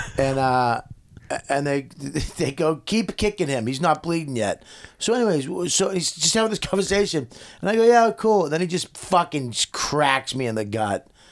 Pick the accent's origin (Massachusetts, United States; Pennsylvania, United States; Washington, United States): Massachusetts, United States; Medford; moved away; also born or lived in Westchester; I'm from Medford